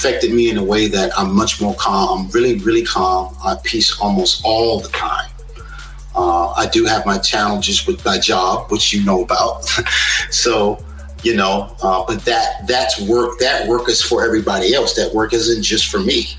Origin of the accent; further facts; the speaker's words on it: South Carolina, United States; also born or lived in New York; we moved from New York in the early 70s. Down to South Carolina in a rural town with 800 people in the whole town.